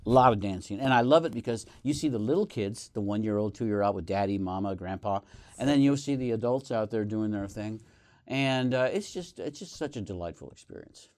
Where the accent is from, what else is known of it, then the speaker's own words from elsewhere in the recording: Northeast Colorado, United States; moved away; my home state, home, uh, county of Northeast Colorado